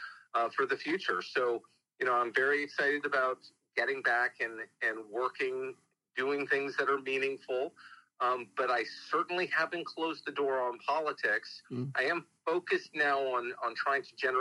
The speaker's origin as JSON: {"language": "English", "region": "New York", "country": "United States", "tie": "born or raised there", "also_born_or_lived": "Texas", "moved": "yes", "said": "I was raised in New York"}